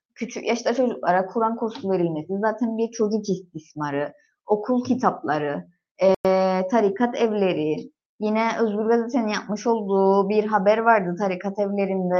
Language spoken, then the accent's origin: Turkish; Gönyeli, Northern Cyprus, Cyprus; Ben de Gönyeliliyim